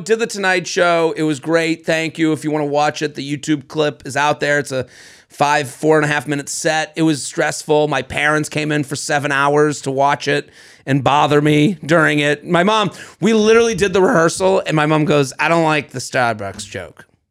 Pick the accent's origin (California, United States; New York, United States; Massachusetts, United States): Massachusetts, United States; Boston; We're from Boston